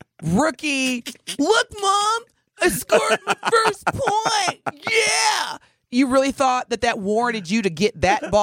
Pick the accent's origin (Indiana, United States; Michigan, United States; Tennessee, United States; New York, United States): Indiana, United States; And so, again, Indiana, and that's my home state, too. Come on, y'all. See, that's why I don't live there.